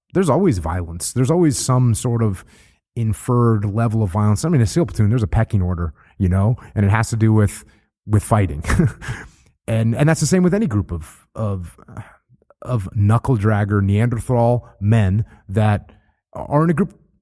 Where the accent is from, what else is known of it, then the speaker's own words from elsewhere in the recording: New England, United States; I grew up surfing in New England, and it's freezing cold.